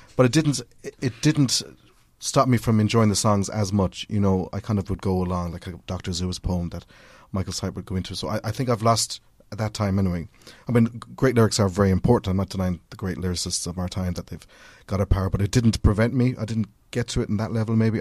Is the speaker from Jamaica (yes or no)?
no; Cork, Munster, Ireland; growing up in Cork